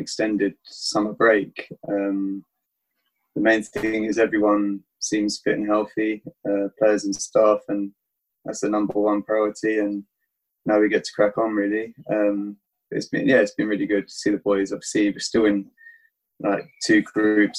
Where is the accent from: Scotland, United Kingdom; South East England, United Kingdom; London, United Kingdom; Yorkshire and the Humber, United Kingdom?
South East England, United Kingdom; Tunbridge Wells; my hometown in Tunbridge